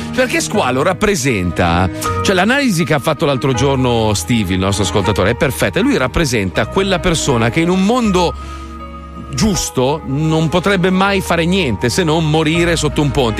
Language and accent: Italian; Milan, Lombardy, Italy; sono milanese